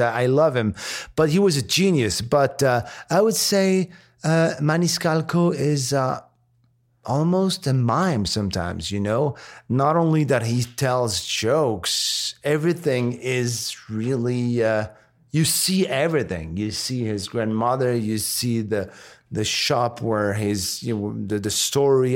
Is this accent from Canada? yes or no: no; Morocco; English is a second language; moved away; also born or lived in France; I was born and raised in Morocco before moving to France